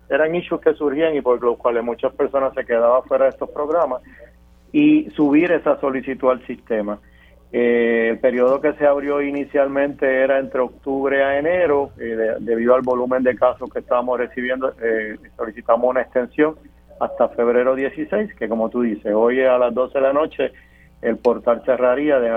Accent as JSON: {"language": "Spanish", "town": "Lares", "country": "Puerto Rico", "tie": "born or raised there", "said": "no, de, Lare. criado, nacido y criado en Lare."}